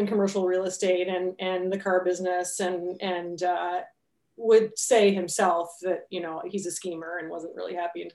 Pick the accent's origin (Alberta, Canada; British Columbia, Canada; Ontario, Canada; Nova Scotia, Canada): Nova Scotia, Canada; Amherst; I'm from Amherst. So Amherst, Nova Scotia, little town. I don't know what the population is now, but it would be less than 9,000 people, I would think. So I grew up there